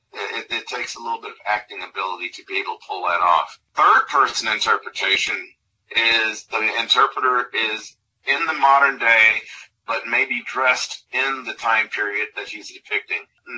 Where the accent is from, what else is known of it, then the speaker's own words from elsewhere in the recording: Chicago, Illinois, United States; moved away; I grew up in Chicago